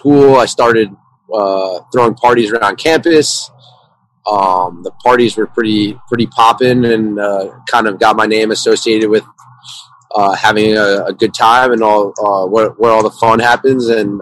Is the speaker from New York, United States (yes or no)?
yes; Suffern, New York, United States; I'm from New York, from a kind of small town, 30 minutes upstate New York City, Suffern. I played ice hockey growing up